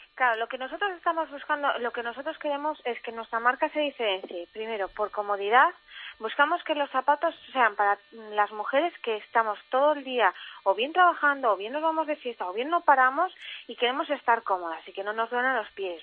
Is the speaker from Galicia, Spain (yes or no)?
yes; Galicia, Spain; soy gallega aunque esté por todo el mundo